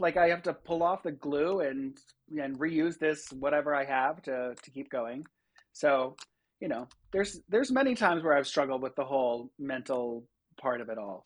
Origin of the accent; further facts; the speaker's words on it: Rochester, New York, United States; also born or lived in Long Island, New York; I grew up on Long Island until I was eleven, and then, uh, we moved up to Rochester, New York. So, I've been there ever since.